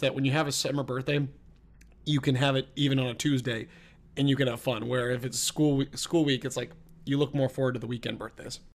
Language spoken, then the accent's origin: English; East Coast, United States; growing up on the East Coast, summer and living by the water